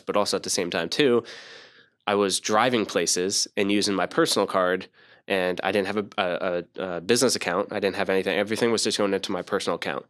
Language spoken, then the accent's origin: English; New Jersey, United States; I was born in Jersey